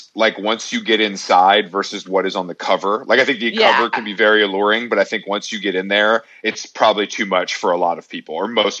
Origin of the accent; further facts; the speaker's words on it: Atlanta, Georgia, United States; now in Los Angeles, United States; I'm in Atlanta right now. I'm from Atlanta. I'm here visiting my parents, but I'm heading back to LA very soon.